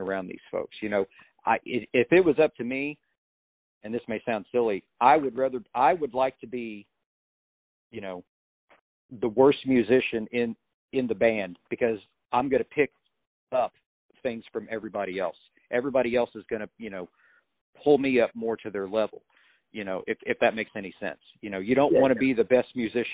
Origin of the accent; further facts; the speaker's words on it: Illinois, United States; moved away as an adult; now in Nashville, United States; I came from Illinois, you know, big fish, you know, coming to Nashville